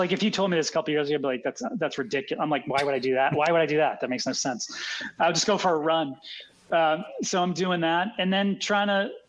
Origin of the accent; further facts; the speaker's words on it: Boston, Massachusetts, United States; also born or lived in Philadelphia; I grew up in Boston